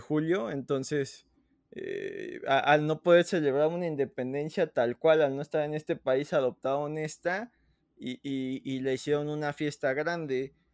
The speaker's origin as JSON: {"language": "Spanish", "country": "Mexico", "said": "aquí nos quejamos siempre de nuestro propio país"}